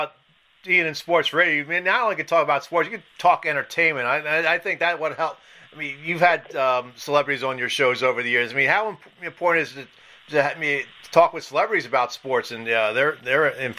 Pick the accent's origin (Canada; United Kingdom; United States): United States; Philadelphia, Pennsylvania; when I was growing up in Philadelphia